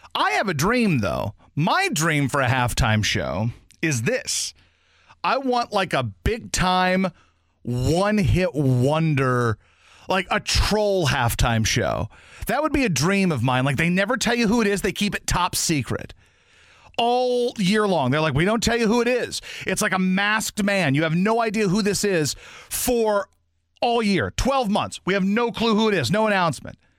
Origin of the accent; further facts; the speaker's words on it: Louisiana, United States; moved away as an adult; also born or lived in Poplar Bluff, Missouri; now in St. Louis, United States; I moved there when I was 10 years old and I lived there until I was 23, 24.